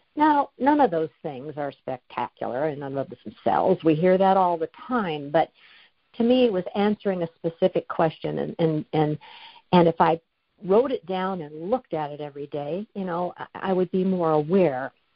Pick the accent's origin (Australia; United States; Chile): United States; California; now in Washington, United States; I was going to my hometown every month to see my parents. They're in their 90s. And I'd fly from Washington down to California